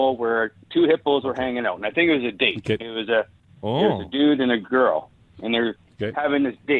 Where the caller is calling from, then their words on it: Calgary, Alberta, Canada; Calgary, just Mackenzie Lake.